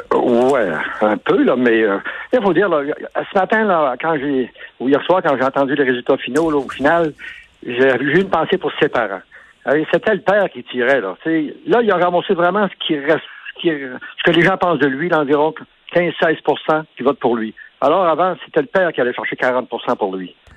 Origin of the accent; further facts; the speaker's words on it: Beauce, Quebec, Canada; On a plusieurs multinationales à Saint-Georges, puis dans Beauce